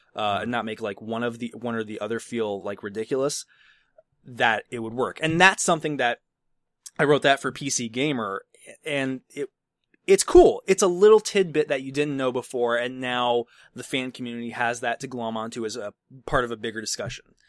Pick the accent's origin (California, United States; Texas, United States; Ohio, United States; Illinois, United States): Illinois, United States; Chicago; I'm from the Chicago area